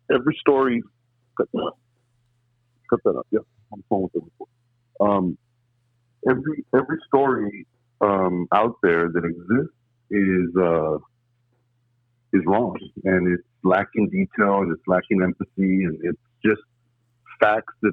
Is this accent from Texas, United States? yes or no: yes; La Joya, Texas, United States; also born or lived in McAllen, Texas; I was born and raised in La Jolla, Texas, and I reside in McAllen now.